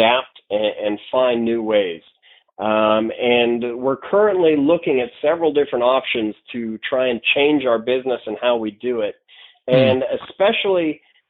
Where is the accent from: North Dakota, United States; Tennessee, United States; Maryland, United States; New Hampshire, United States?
North Dakota, United States; I'm from North Dakota, where okay. We're about as conservative as it gets